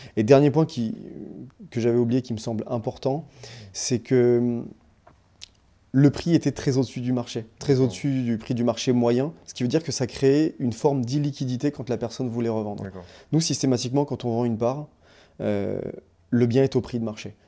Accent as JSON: {"language": "French", "country": "Réunion", "tie": "born or raised there", "moved": "yes", "said": "je suis né, j'ai grandi à La Réunion"}